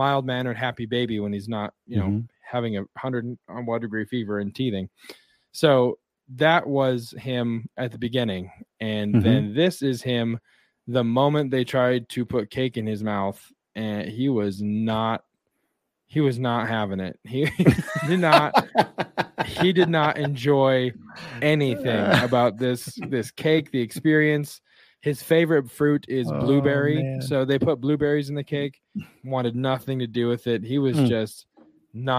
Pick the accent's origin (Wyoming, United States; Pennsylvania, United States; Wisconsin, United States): Wyoming, United States; born or raised there; moved away